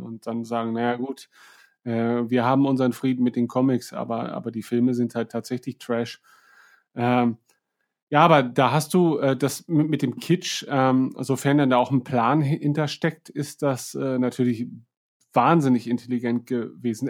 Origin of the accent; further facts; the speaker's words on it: East Frisia, Lower Saxony, Germany; Ich bin Ostfriese